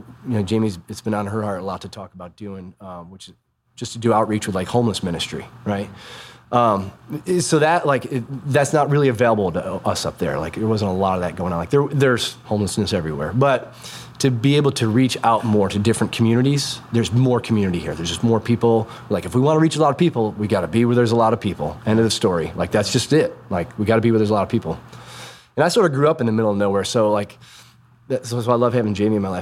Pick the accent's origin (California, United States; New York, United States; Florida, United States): New York, United States; moved away; also born or lived in New England / Nashville; I'm from New York originally